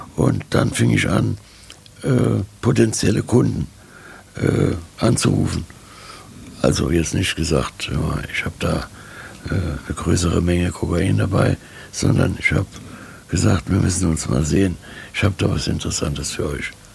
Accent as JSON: {"language": "German", "country": "Germany", "said": "Ich bin auch äh, Deutscher"}